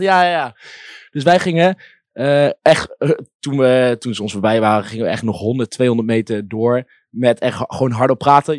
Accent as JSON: {"language": "Dutch", "town": "Nijmegen", "region": "Gelderland", "country": "Netherlands", "tie": "born or raised there", "said": "ik ben hier geboren"}